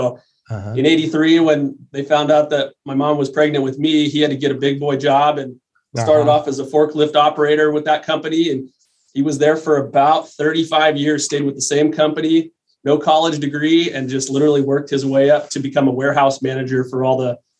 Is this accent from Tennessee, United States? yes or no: no; Long Beach, California, United States; I grew up in Long Beach, California.